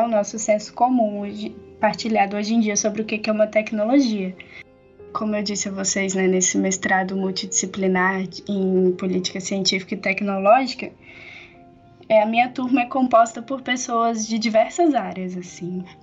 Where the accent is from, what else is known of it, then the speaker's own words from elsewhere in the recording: Barbacena, Minas Gerais, Brazil; moved away; also born or lived in Campinas; sou natural de Barbacena